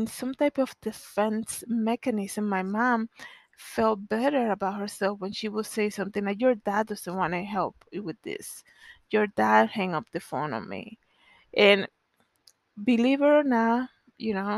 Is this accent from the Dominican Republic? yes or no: yes; Dominican Republic; moved away; growing up in the Dominican Republic